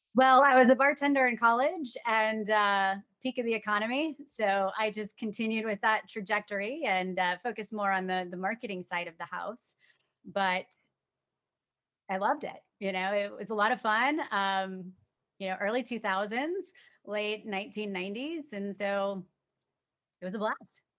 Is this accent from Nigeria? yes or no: no; Tampa, Florida, United States; moved away as an adult; now in Washington, D.C., United States; born and raised in Tampa